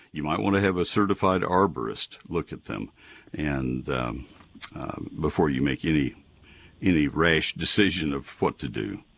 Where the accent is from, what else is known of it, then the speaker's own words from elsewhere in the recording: College Station, Texas, United States; now in Dallas-Fort Worth Metroplex, United States; I grew up in College Station. My dad co-founded the Range and Forestry Department at A and M back in the forties